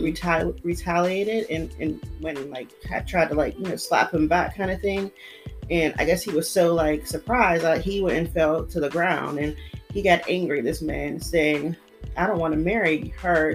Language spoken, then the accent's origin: English; United States; I'm American